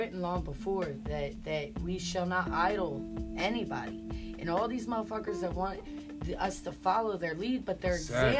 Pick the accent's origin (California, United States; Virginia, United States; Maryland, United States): Maryland, United States; Baltimore; I'm from Baltimore.